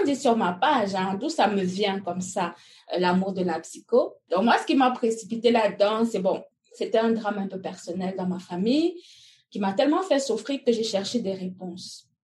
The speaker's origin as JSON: {"language": "French", "country": "Cameroon", "tie": "born or raised there", "also_born_or_lived": "Belgium", "moved": "as an adult", "lives_now": "North America", "said": "Je suis née au Cameroun. Euh, j'ai étudié jusqu'à quand j'ai eu mon bac"}